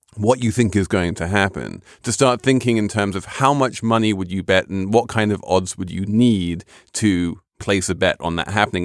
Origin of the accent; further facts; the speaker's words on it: London, United Kingdom; as a Londoner